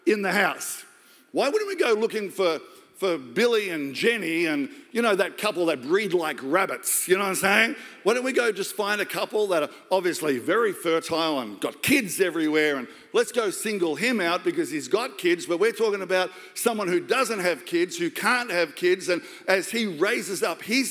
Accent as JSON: {"language": "English", "country": "Australia", "said": "I'm just Australian"}